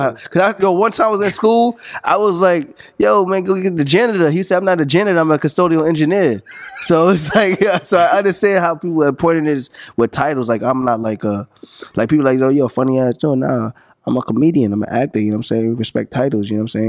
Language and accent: English; St. Albans, New York, United States; …, I'm from St. Albans, you know what I'm saying?